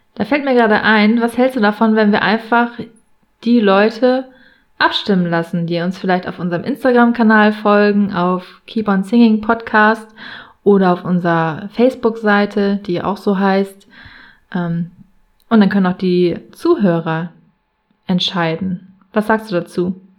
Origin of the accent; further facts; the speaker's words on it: Buxtehude, Lower Saxony, Germany; komme aus Buxtehude in der Nähe von Hamburg